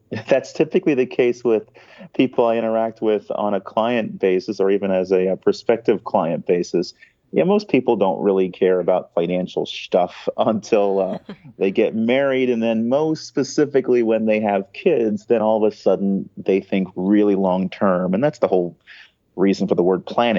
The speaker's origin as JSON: {"language": "English", "region": "California", "country": "United States", "tie": "born or raised there", "said": "I was born in California, grew up fairly normally"}